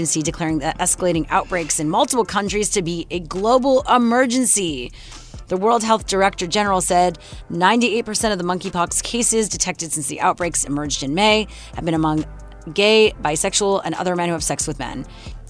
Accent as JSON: {"language": "English", "town": "Montreal", "region": "Quebec", "country": "Canada", "tie": "born or raised there", "said": "in Montreal, my hometown."}